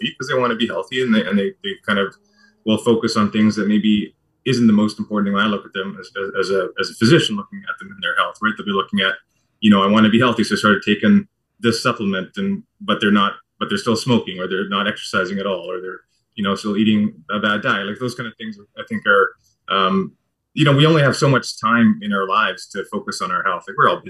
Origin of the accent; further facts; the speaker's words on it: New Brunswick, Canada; moved away as an adult; also born or lived in Vancouver, Canada; now in London, Canada; I was born and raised on the East Coast in New Brunswick and the Maritime Provinces.